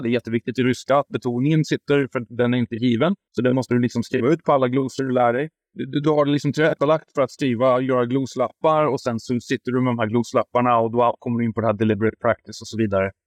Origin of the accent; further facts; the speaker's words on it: Värmland, Sweden; also born or lived in Stockholm; now in Huddinge, Sweden; jag är värmlänning